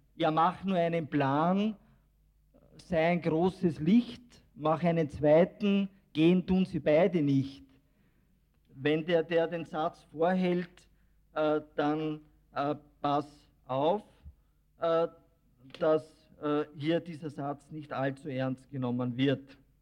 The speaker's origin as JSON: {"language": "German", "country": "Austria", "said": "bei uns in Österreich"}